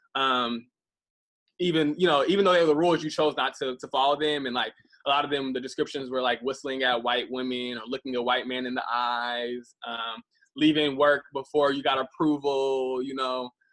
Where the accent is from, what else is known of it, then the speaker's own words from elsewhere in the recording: Midwest, United States; moved away; also born or lived in Atlanta; growing up in the Midwest